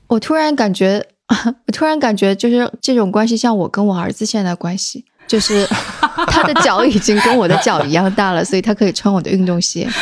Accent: southern Jiangsu, China; 因为我是江苏人嘛，而且是那个，呃，江苏南部的人，所以做什么菜都爱放点儿糖

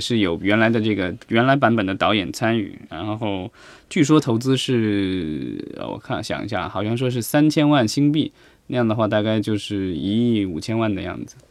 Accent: China; 我们国内

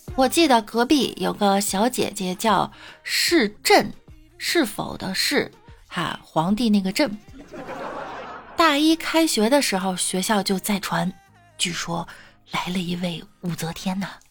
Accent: Shandong, China; 我们山东人耿直

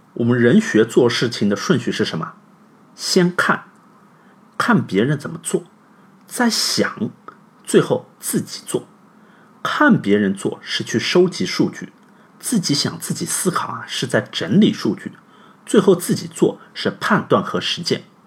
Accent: China; 我们中国人

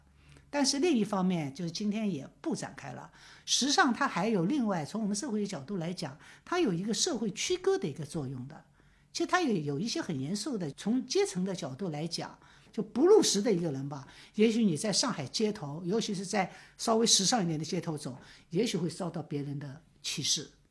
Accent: Shanghai, China; moved away as an adult; also born or lived in Japan; 我们上海人

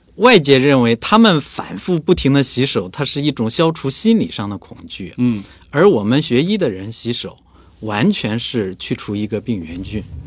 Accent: China; 我们中国人

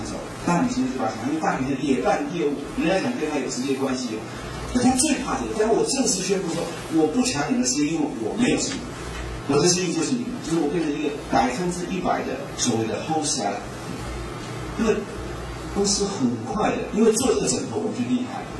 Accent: Taiwan; 我是台湾人，我知道我的市场，我知道我的顾客，我懂得他们的语言。

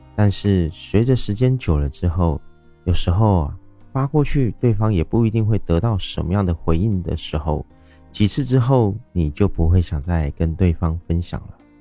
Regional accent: Taiwan; 我是一位来自台湾喜欢旅行与热爱交朋友的

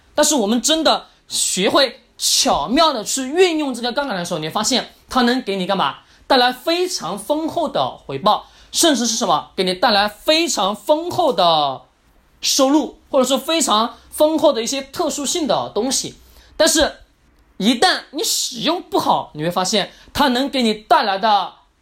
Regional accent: China; 所以说我们中国人总喜欢听专家的话语啊

